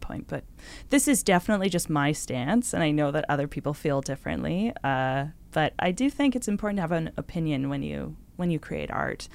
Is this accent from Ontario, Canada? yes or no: no; Victoria, British Columbia, Canada; I grew up in Victoria